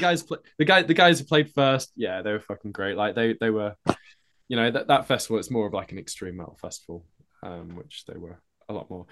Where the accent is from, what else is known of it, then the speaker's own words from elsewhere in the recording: Norwich, East of England, United Kingdom; that's where I kinda grew up